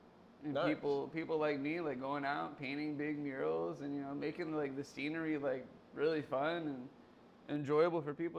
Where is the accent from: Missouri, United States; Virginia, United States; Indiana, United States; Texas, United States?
Missouri, United States; Kansas City; moved away as an adult; also born or lived in St. Petersburg, Florida; now in Tampa, United States; I'm originally from, I was, grew up in Kansas City.